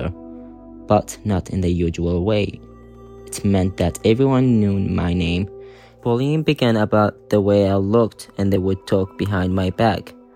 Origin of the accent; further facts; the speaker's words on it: Saudi Arabia; now in United Kingdom; Growing up in Saudi as a queer person